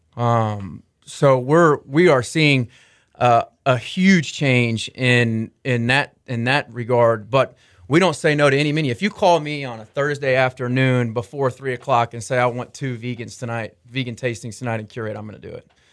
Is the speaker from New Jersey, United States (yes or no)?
no; Arlington, Texas, United States; I grew up in Arlington, Texas, um, in between Dallas and Fort Worth